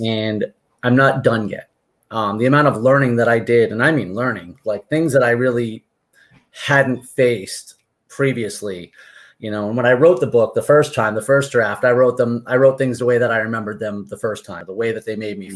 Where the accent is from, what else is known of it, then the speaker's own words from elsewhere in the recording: Martha's Vineyard, Massachusetts, United States; moved away as an adult; also born or lived in Amherst, Massachusetts; now in Seminole, Florida, United States; I'm originally from Martha's Vineyard